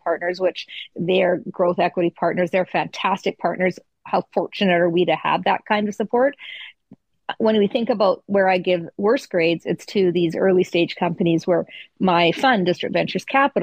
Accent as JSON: {"language": "English", "country": "Canada", "said": "we're Canadian"}